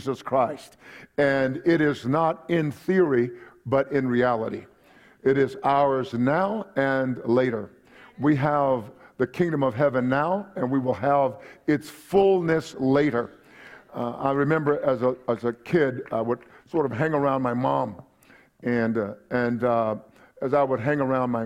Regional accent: Palestine, Texas, United States; also born or lived in Kingsville, Texas; When I was a young man, I grew up in East Texas, Palestine

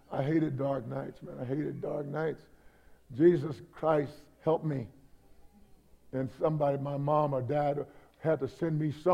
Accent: East Texas, United States; I grew up in East Texas

